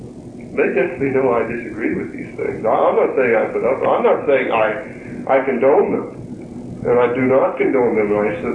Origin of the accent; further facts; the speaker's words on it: Hessville, United States; moved away; Because I did not grow up in this part of the country. I grew up in Hessville.